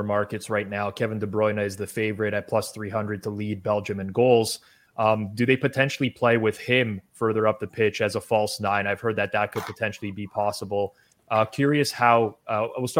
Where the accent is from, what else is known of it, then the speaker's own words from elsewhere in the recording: Canada; my home country